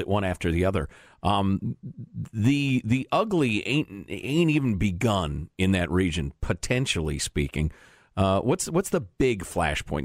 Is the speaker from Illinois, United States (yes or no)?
yes; Chicago, Illinois, United States; I grew up in Chicagoland